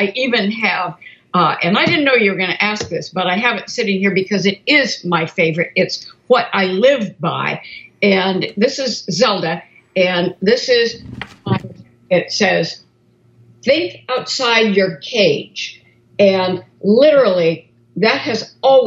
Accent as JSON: {"language": "English", "town": "Portland", "region": "Oregon", "country": "United States", "tie": "born or raised there", "said": "I grew up in Portland, Oregon. And so I'm a Northwest girl"}